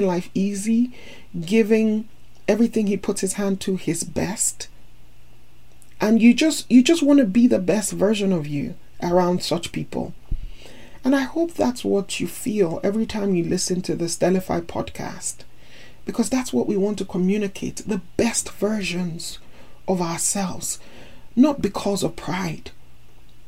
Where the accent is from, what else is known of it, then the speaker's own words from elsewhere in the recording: Nigeria; also born or lived in United States; As Nigerian and American